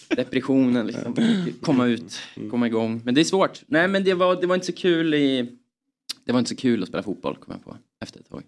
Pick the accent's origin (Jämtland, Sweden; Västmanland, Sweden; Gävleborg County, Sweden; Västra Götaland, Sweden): Jämtland, Sweden; Östersund; vi är från Jämtland